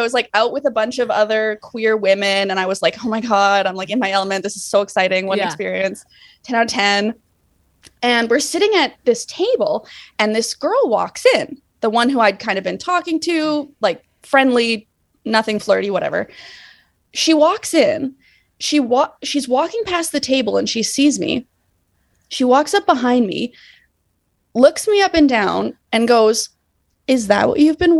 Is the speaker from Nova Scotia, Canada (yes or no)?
no; Manitoba, Canada; I'm from Canada. Yeah, I'm from Manitoba.